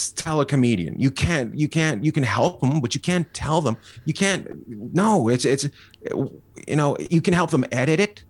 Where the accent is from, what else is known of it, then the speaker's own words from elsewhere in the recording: Canada; moved away as an adult; now in United States; I grew up in the middle of nowhere. I grew up near Alaska